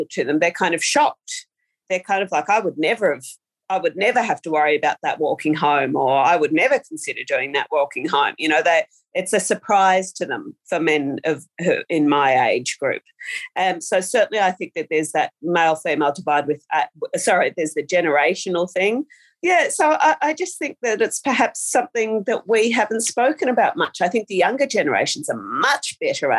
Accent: Australia; an Australian author

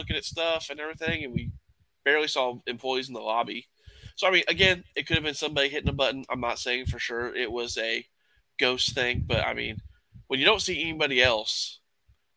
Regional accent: Arkansas, United States; that is in my home state

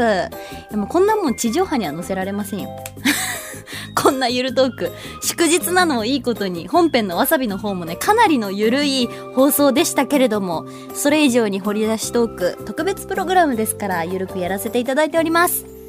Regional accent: Ishikawa, Japan; accent: Ishikawa dialect; 石川訛り

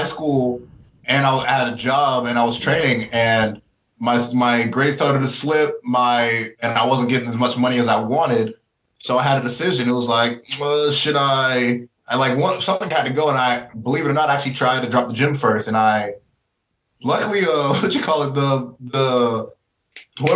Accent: Georgia, United States; also born or lived in Birmingham, Alabama / Florida; I was born in Birmingham, Alabama, but man, really, I've grown up here in Georgia, man. I lived in Florida for about 6 years, but I've been here the last 20, so I'm a Georgia man. I'm from Georgia.

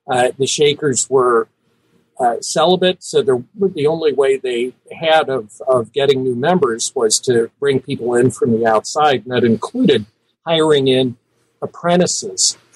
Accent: Cincinnati, Ohio, United States; I was born in Cincinnati, Ohio.

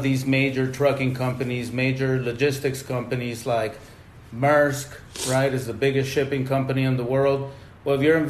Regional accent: Mexico; moved away; I grew up in Mexico

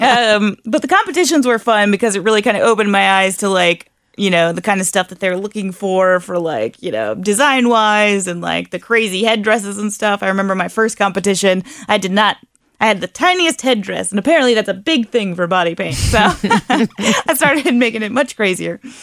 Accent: Harrison, Ohio, United States; moved away as an adult; now in Northern Kentucky, United States; I was originally from Harrison, Ohio

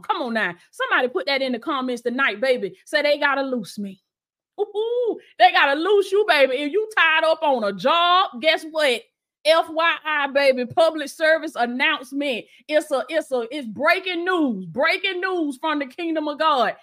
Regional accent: Blakely, Georgia, United States; moved away; my old house in in my hometown, Blakely, Georgia

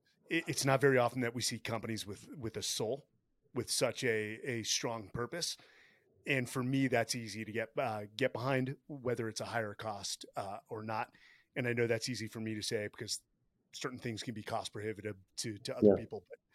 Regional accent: San Jose, California, United States; also born or lived in San Diego, California; I was born in San Jose, California.

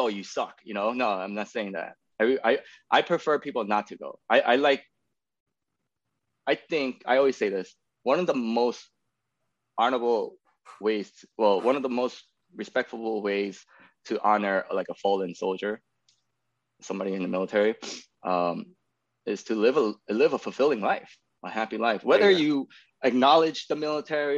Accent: New York City, New York, United States; moved away as an adult; now in Austin, United States; I'm born and raised in New York City, in Queens

